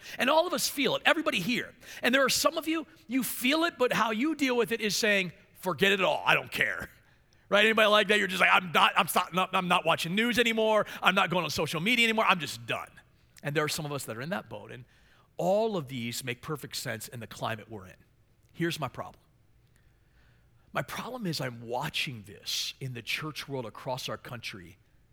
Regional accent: Maryland, United States; I became a lead pastor in my hometown in Maryland

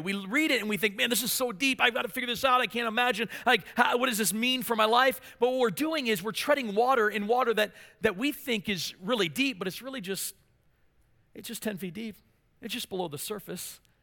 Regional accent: Maryland, United States; moved away; I was from Maryland, of course, and so my dream was to play for the Baltimore Orioles

